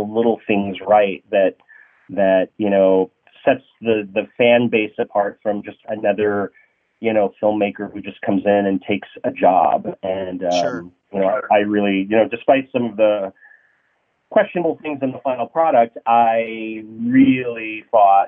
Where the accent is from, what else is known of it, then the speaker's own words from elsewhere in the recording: Santa Rosa, California, United States; moved away as an adult; now in Los Angeles, United States; I grew up in Santa Rosa, graduated high school